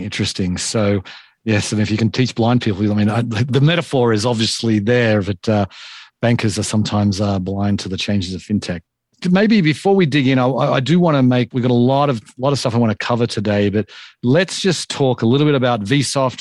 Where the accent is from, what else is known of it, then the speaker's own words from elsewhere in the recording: Australia; I'm from Australia